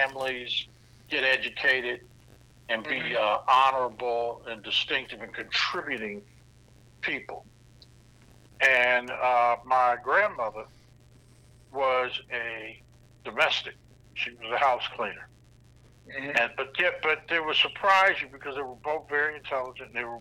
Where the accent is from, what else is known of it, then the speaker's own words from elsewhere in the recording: Indianapolis, Indiana, United States; we're all from Indianapolis, Indiana.